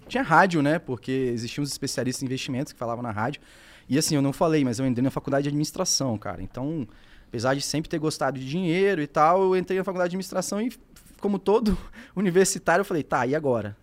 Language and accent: Portuguese; Espírito Santo, Brazil; Moro no Espírito Santo, né? Sou capixaba